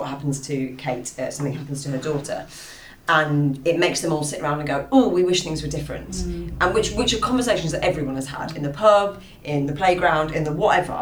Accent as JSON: {"language": "English", "country": "United Kingdom", "tie": "born or raised there", "said": "I grew up in the Cotswolds, my granny and granddad had a farm in Fenny Compton"}